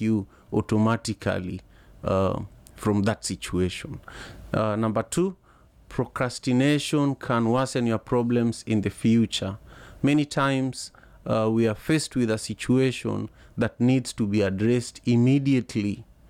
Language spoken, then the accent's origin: English; Kenya; now in Seattle, United States; I'm a Luo, I'm a Luo from Lake Victoria